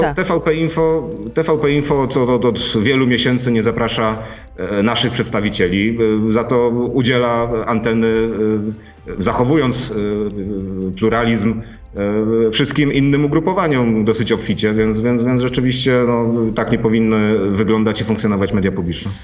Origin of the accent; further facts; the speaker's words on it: Racibórz, Silesian Voivodeship, Poland; ja jestem z Raciborza